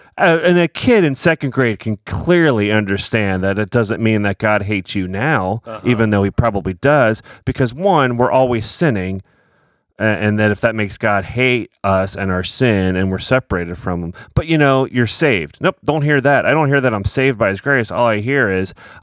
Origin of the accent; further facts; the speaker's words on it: Philadelphia, Pennsylvania, United States; now in Kansas, United States; I grew up in Philly